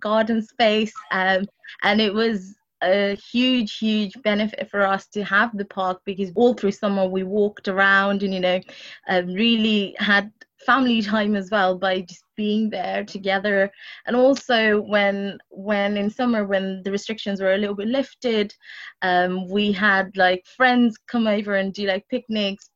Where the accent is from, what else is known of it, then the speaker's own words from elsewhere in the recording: London, United Kingdom; I grew up in Walden Forest